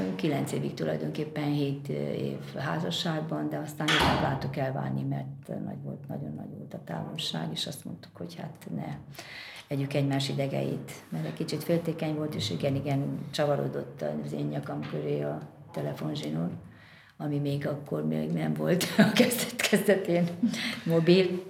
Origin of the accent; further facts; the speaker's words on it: Brașov, Brașov County, Romania; moved away; ott van Brassóban, onnan én származom